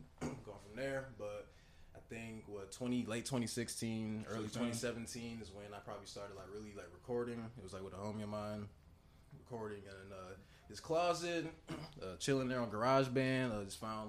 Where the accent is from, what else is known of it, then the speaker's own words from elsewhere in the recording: St. Louis Park, Minnesota, United States; also born or lived in St. Paul; I'm originally born from St. Louis Park